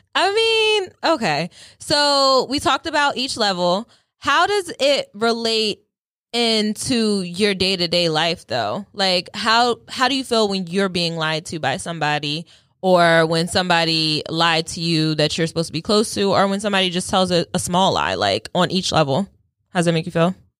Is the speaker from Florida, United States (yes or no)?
no; Delaware, United States; I'm not from New York. I, I just, yeah, small girl from Delaware.